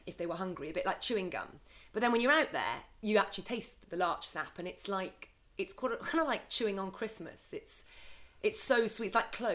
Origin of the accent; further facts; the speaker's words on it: Scotland, United Kingdom; I grew up in Scotland, in the middle of nowhere